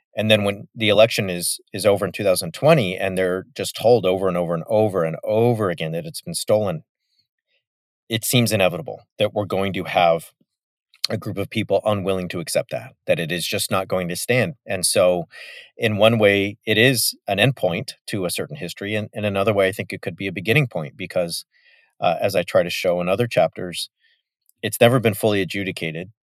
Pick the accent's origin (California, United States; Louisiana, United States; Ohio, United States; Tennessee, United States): California, United States; Yorba Linda; my hometown is Richard Nixon's hometown